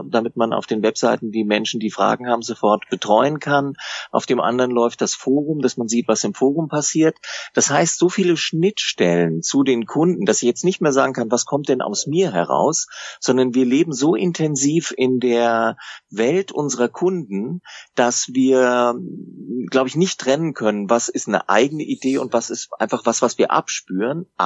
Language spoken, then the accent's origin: German; Baden-Württemberg, Germany; wenn wir nicht huddeln wollen, um das mal als Schwabe zu sagen